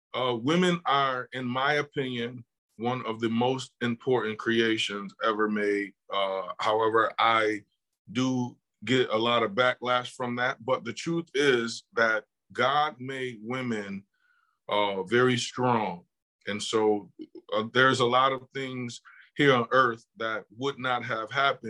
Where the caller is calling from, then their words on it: Buffalo, New York, United States; I am calling from Buffalo, New York.